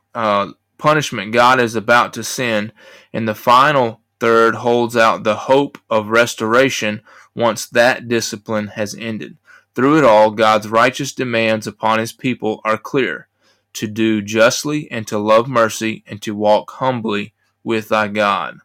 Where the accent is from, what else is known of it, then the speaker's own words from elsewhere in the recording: United States; I'm an American